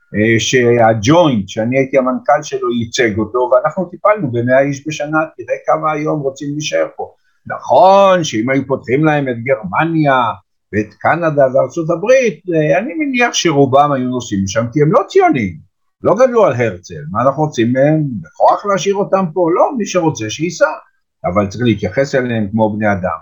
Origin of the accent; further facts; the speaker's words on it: Petah Tikva, Central District, Israel; also born or lived in Jerusalem; אני גדלתי בפועל פתח תקווה, אבל משום שאחר כך עברתי לירושלים